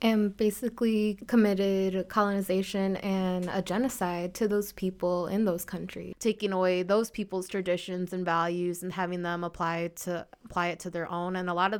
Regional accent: Wisconsin, United States; So I'm Mexican-American, and I was born here in Wisconsin. My father's from León, Guanajuato, which is like one of the middle states in Mexico. And then my mother, is, I believe, fourth or fifth generation Mexican

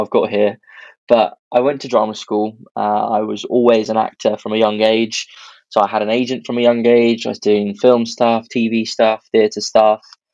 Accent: Birmingham, West Midlands, United Kingdom; I'm originally from Birmingham.

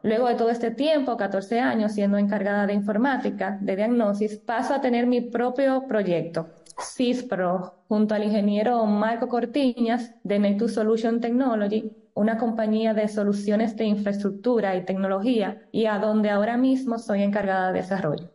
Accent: Dominican Republic

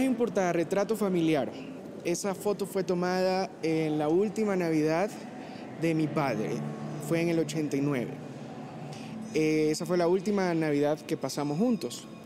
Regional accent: Guayaquil, Guayas, Ecuador; accent: costeño; soy guayaquileño, hijo de padres esmeraldeños

